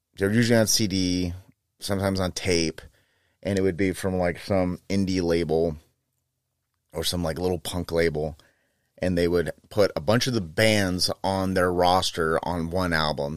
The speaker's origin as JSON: {"language": "English", "town": "Manteca", "region": "California", "country": "United States", "tie": "born or raised there", "said": "my hometown of Manteca, California"}